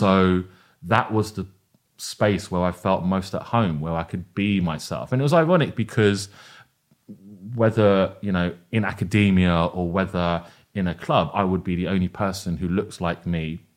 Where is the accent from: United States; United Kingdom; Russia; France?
United Kingdom; London; I see my identity very much as rooted in, uh, a, as a Londoner